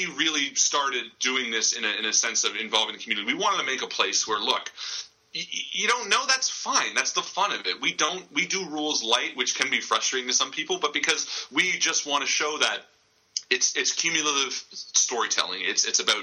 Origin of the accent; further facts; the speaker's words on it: Canada